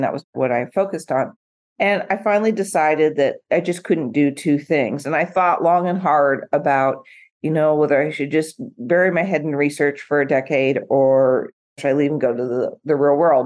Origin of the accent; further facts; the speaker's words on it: Portland, Oregon, United States; now in Newport Beach, United States; I grew up in Portland, not Eugene, Track City, USA